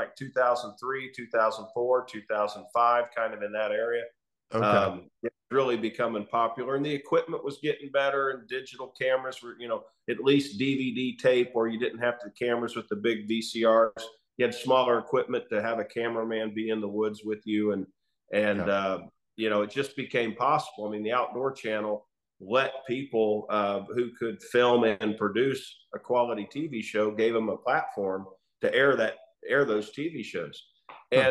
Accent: Chanute, Kansas, United States; I grew up in Southeast Kansas, little town called Chanute, Kansas.

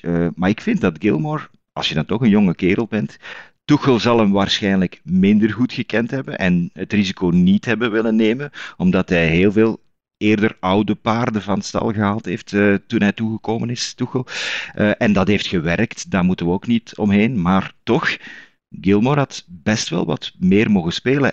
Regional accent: Zwijndrecht, Flanders, Belgium; ik ben wel uit Zwijndrecht

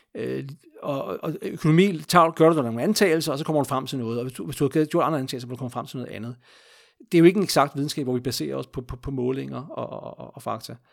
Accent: Denmark; vi som danskere

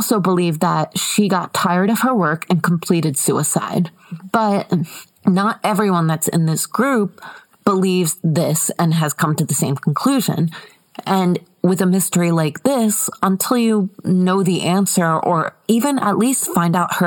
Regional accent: United States; I'm American

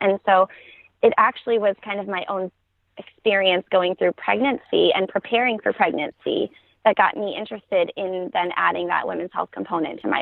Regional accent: New York, United States; moved away as an adult; now in Atlanta, United States; we're originally from New York, but we've been here in the Atlanta area for about 4 years now.

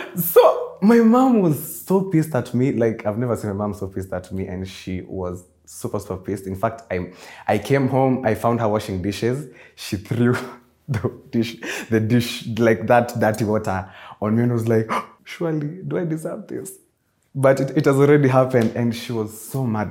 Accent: Nairobi, Kenya; I was also born and raised in Nairobi, Kenya, but my roots are in somewhere in Murang'a

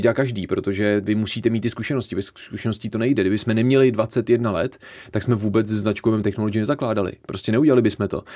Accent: Bohemia, Czechia; tady vůbec u nás v Čechách

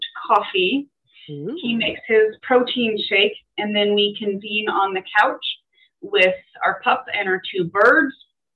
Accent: Henderson, Nevada, United States; We went through growing up in Las Vegas here, Black Mountain and the normal thing, Basic, because originally the town was called Basic. I went to Basic High School.

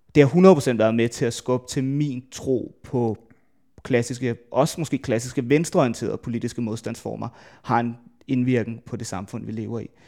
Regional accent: Værløse, Capital Region of Denmark, Denmark; hvis man tager det sted, jeg er fra, jeg er fra Værløs, øh, lidt uden for København

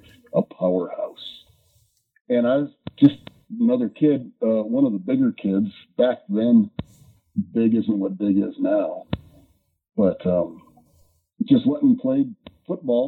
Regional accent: Lakewood, Colorado, United States; I'm from Lakewood. That's where I live now.

